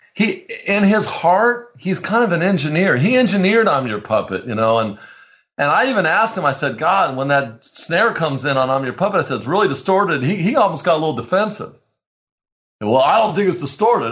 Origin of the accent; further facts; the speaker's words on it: Orange County, California, United States; now in San Francisco, United States; I grew up in Orange County